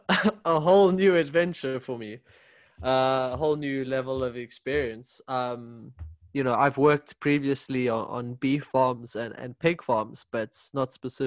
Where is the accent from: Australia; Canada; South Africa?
South Africa; moved away as an adult; now in Sweden; by the way. I'm from South Africa originally.